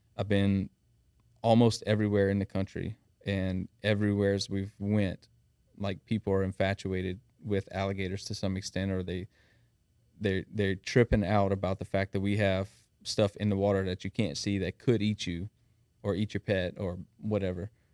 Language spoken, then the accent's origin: English; South Louisiana, United States; accent: thick South Louisiana; now in Thibodaux, United States; born and raised in Shreveport. We're operating out of Thibodeau now